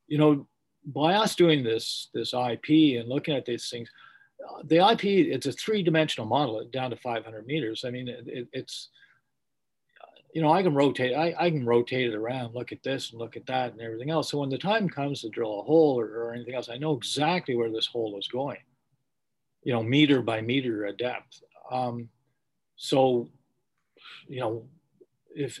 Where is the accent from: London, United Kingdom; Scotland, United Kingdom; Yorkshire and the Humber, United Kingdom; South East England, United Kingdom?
Scotland, United Kingdom; I'm Scottish